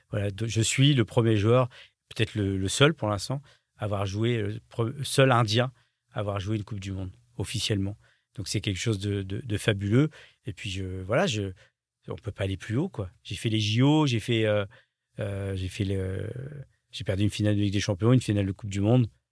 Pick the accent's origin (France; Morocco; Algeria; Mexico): France; je suis français